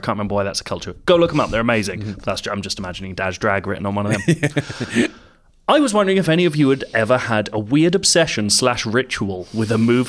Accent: South Africa; I'm from South Africa, so Leo's attempt at a South African accent became pretty much the funniest thing for my entire grade.

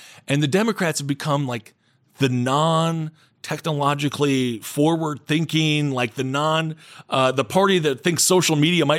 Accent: Wisconsin, United States; my home state of Wisconsin

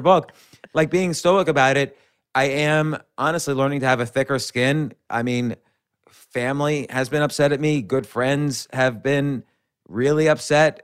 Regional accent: New York City, New York, United States; I was born in Manhattan, raised right around Manhattan, and I've been in Manhattan and New York City my entire adult life.

